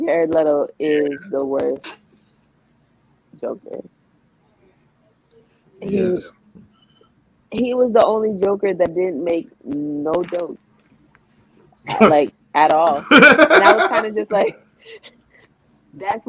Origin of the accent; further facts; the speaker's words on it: New York, United States; I'm from New York.